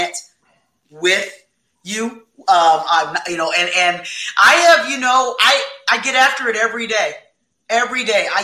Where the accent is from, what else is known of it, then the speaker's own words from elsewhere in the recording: Fort Wayne, Indiana, United States; in my hometown, Fort Wayne, Indiana